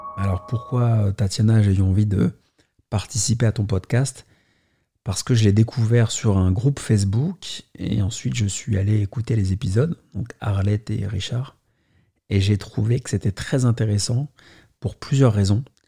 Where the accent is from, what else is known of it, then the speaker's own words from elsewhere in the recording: Paris, Île-de-France, France; je suis né à Paris